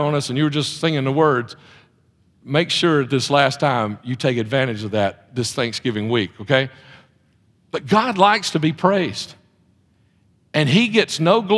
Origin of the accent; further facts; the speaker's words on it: Mount Olive, United States; moved away as an adult; also born or lived in Texas; we moved to Mount Olive to be back. Jefferson County is our home. We moved back to Jefferson County